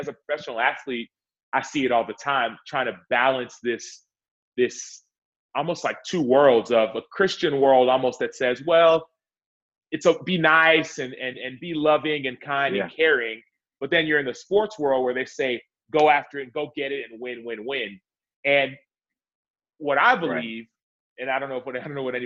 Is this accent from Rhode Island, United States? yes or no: no; Dallas, Texas, United States; I'm from Dallas, Texas